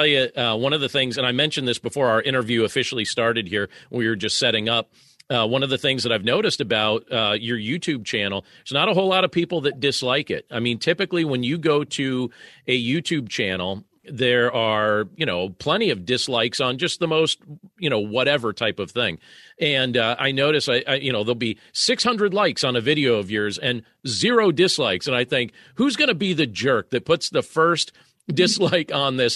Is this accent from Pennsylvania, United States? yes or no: yes; Pennsylvania, United States; I grew up here in Pennsylvania